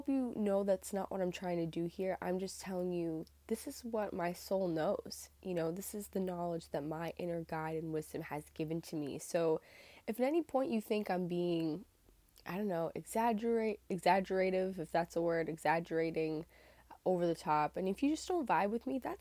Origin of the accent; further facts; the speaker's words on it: Northern Massachusetts, United States; I'm from Northern Massachusetts in the United States